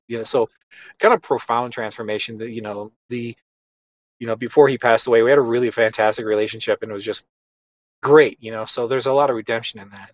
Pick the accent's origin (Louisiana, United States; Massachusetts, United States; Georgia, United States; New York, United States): New York, United States; Buffalo; I grew up in in Buffalo, New York.